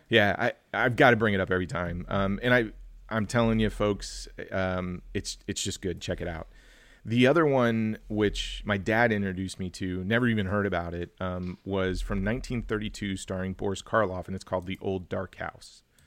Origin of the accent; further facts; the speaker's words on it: Kansas, United States; my home state, Kansas